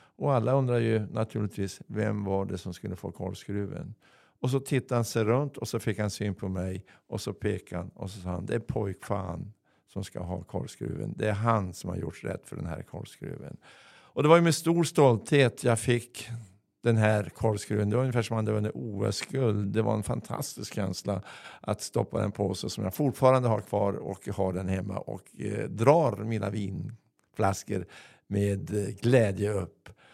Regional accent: Örnsköldsvik, Västernorrland County, Sweden; also born or lived in Stockholm; här hemma i Övik

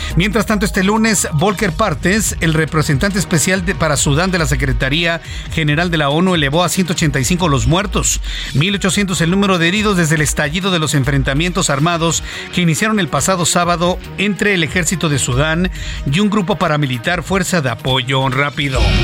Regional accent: Mexico; Y uno como mexicano

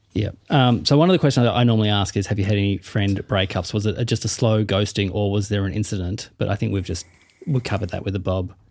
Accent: Tasmania, Australia; I'm from Tassie

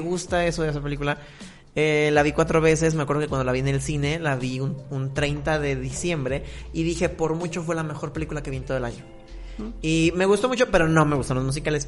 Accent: Mexico

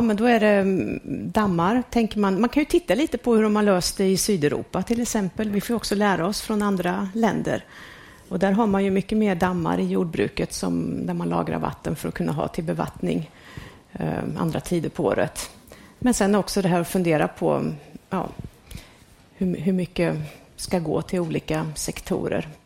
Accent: Värmland, Sweden; moved away; jag växte ju upp på 70-talet och då var det ju riktigt kallt eh, och mycket snö kommer jag från Värmland

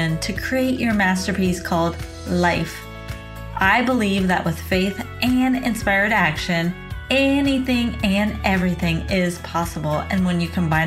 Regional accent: outside of Portland, Oregon, United States; my hometown outside of Portland, Oregon

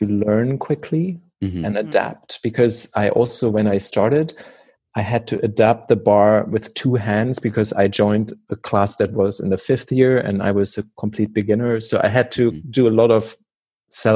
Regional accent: Germany; moved away as an adult; also born or lived in Oslo, Norway; the wall came down in Germany and things, structures within the theater in my hometown changed

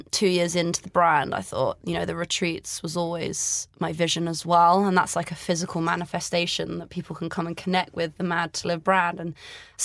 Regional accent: Greece; moved away; I grew up in Greece

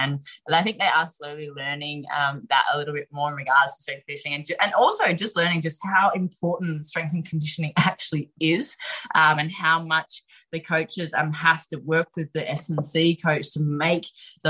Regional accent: Australia; to actually represent Australia, donning the green and gold, and actually walking out to that field as an Australian representative is one of the best feelings that you'd ever have.

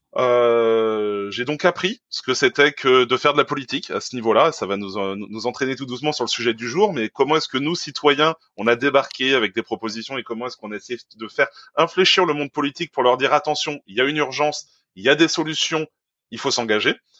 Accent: near Caen, Normandy, France; moi je suis normand, à côté de Caen

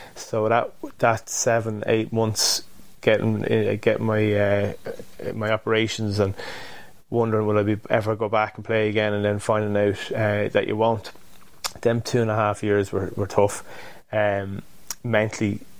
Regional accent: Drogheda, Leinster, Ireland; moved away as an adult; also born or lived in Limerick; I come from Drogheda, which wouldn't be a huge rugby town

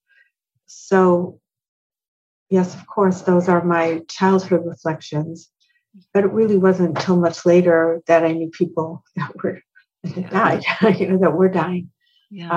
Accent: Cleveland, Ohio, United States; I was raised in Cleveland, Ohio

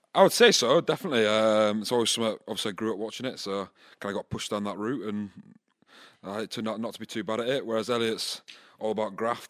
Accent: Scotland, United Kingdom; now in Bath, United Kingdom; I grew up in Scotland

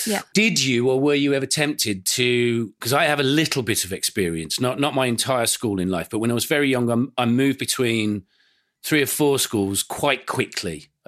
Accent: Aston, West Midlands, United Kingdom; born there; the first house that we lived in when I was born was in Aston, you know, on the outskirts of Birmingham city centre, a few doors down from Ozzy Osbourne's birthplace.

